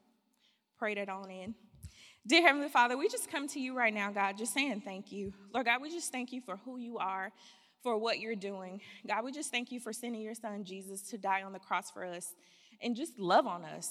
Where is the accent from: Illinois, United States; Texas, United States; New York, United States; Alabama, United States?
Alabama, United States; Birmingham; moved away as an adult; now in Fairfield, United States; I am from Birmingham, Alabama, home sweet home, dirty South